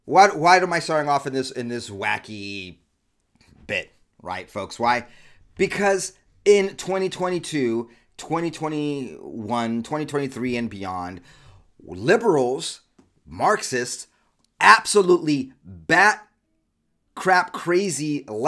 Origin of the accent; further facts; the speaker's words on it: California, United States; I grew up in Southern California, like one of the most deviant, crazy places in the world.